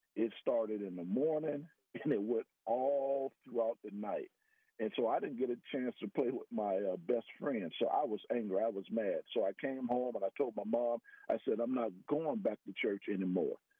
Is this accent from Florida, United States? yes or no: yes; Miami, Florida, United States; moved away as an adult; also born or lived in West Virginia; now in Texas, United States; I'm a Floridian. I grew up in Miami, Florida.